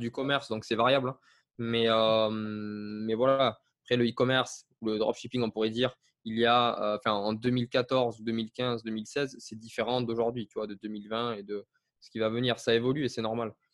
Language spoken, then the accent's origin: French; south of France, France; je viens à la base du sud de la France